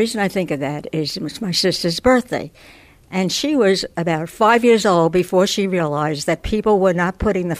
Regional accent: New York City, New York, United States; New York City.

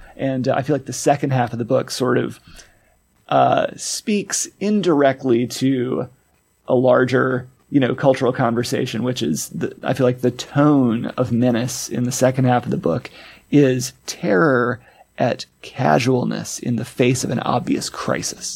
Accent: Arkansas, United States; moved away; my home state of Arkansas

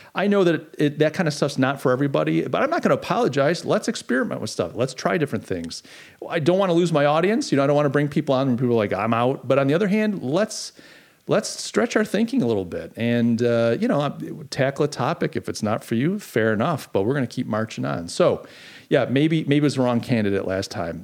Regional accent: United States; it's like sacrilegious to even question democracy as an American. We're so proud of our democracy.

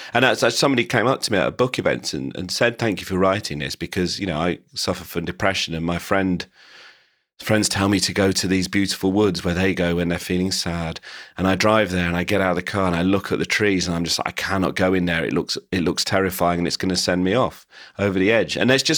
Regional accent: England, United Kingdom; You know, I'm English. I'm very English. I kind of like England a lot more than most people I know who hate the country. I quite like England.

